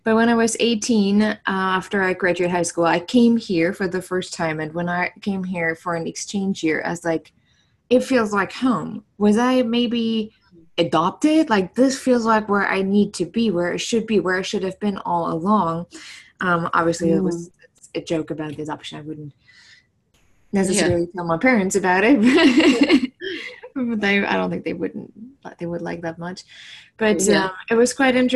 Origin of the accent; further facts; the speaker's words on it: Germany; English is a second language; moved away as an adult; also born or lived in New York / San Francisco; now in United States; I'm originally from Germany, so English isn't my first language at all.